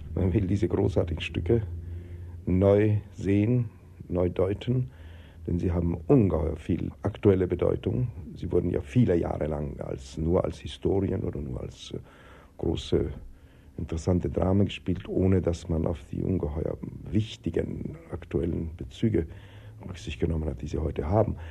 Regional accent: Vienna, Austria; moved away; also born or lived in Berlin / Zurich; ich bin in Wien geboren, bin in Wien aufgewachsen

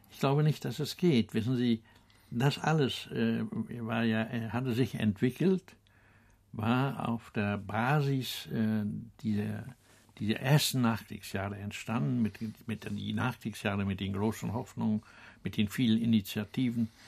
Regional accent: Benz, Mecklenburg-Vorpommern, Germany; Ja, äh, meine Heimat. Ja. Ja, ich äh, habe, ich bin äh, in Drei Kilometer hinter dieser Küste gibt es eine Kirche, der ein Ort, der heißt

